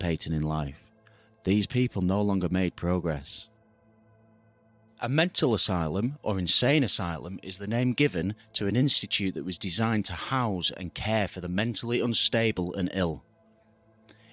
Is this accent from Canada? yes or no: no; United Kingdom; I'm from the UK